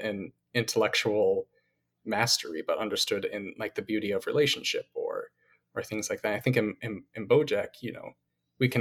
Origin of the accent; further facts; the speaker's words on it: Northwest Ohio, United States; growing up in Northwest Ohio, Sauter Village